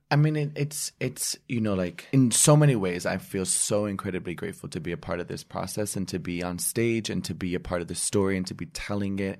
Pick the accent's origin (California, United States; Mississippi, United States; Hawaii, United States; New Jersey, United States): New Jersey, United States; I was born and raised in New Jersey